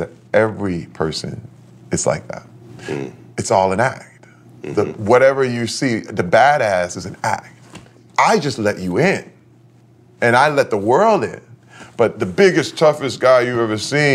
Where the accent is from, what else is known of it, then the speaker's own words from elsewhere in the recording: Flint, Michigan, United States; Growing up in Flint, Michigan, I saw people who traded their dreams in for security.